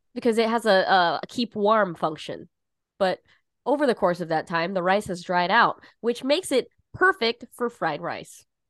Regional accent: Southern California, United States; now in New York, United States; I grew up in California, spent, you know, my high school period of my life in Southern California

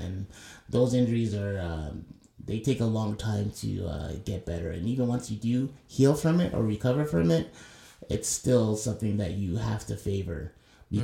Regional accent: Toronto, Ontario, Canada; I'm from Toronto and I've been a Raptors fan since day one.

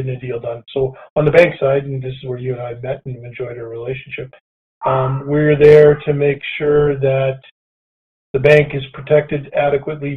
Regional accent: Provost, Alberta, Canada; also born or lived in Edmonton, Alberta / Sherwood Park, Alberta; now in Calgary, Canada; I grew up in the sprawling metropolis of Provost, Alberta.

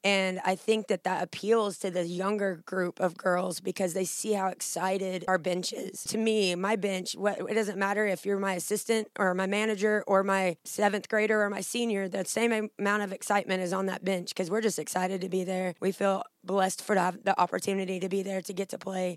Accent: Southern Illinois, United States; moved away as an adult; also born or lived in Jackson, Tennessee; now in Northeast Mississippi, United States; I grew up in Illinois, uh, Southern Illinois. Was there my whole life.

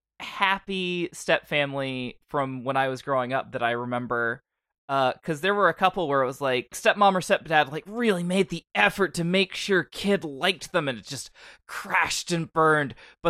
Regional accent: West Virginia, United States; Dunking on my hometown!

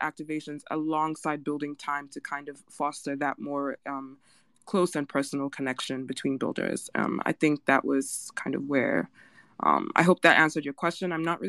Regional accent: Nigeria; I am Nigerian, so I'm right there with you

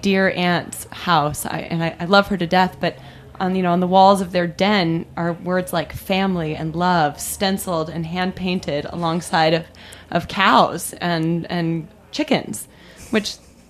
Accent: Central Illinois, United States; moved away; I'm one of you. I come from Central Illinois. I grew up in small towns on the prairie.

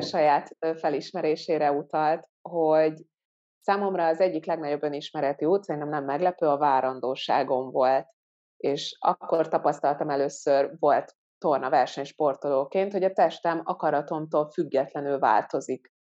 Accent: Hungary; also born or lived in Ghana; én gánai magyar származású vagyok, és hogy pont azért, mert Magyarországon élő vagyok

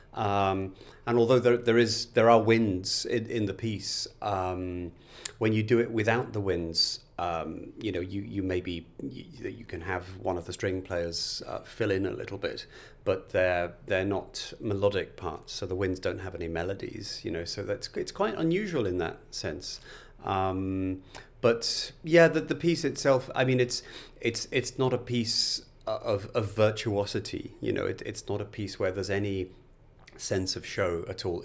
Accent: Liverpool, North West England, United Kingdom; I was born in Liverpool. Um, my parents had very normal working class jobs. My, my, my dad originally worked on the Liverpool docks

